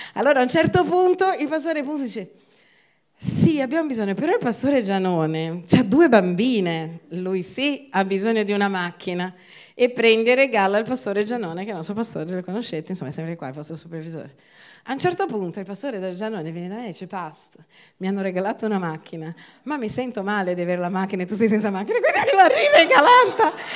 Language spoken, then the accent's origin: Italian; Brazil; now in Italy; io vengo dal Brasile